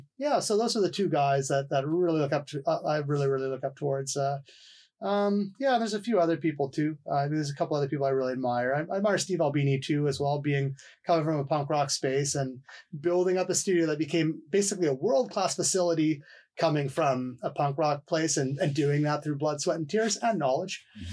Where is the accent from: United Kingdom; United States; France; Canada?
Canada; Vancouver, British Columbia; And also as a Canadian, I also do, I look up to Bob Rock as well, as a Vancouverite